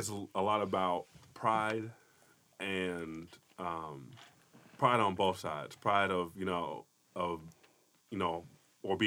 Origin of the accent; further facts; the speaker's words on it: Chicago, Illinois, United States; moved away as an adult; now in Las Vegas, United States; born and raised in Chicago up till I was 17. We moved out here about 7 years.